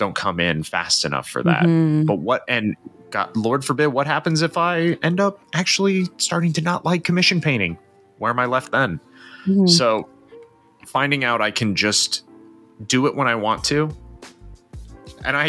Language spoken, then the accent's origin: English; United States; As an American